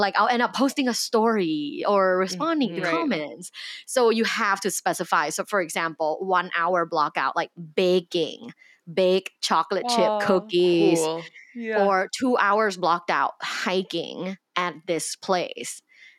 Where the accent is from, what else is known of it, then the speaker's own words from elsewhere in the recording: Thailand; Like I'm originally from Thailand.